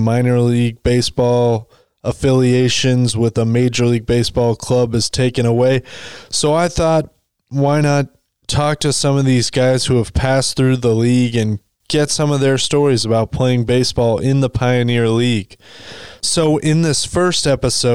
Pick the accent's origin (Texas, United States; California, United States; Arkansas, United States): Arkansas, United States; Little Rock; I grew up in Arkansas, specifically Little Rock, Arkansas